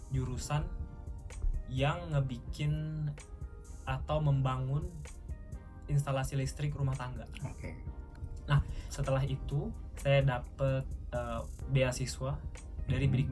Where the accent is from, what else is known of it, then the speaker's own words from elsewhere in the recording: Baturaja, South Sumatra, Indonesia; Saya asalnya dari Batu Raja. Jadi Batu Raja itu salah satu daerah mm-hmm. kecil di pertengahan atau perbatasan Palembang dan Lampung.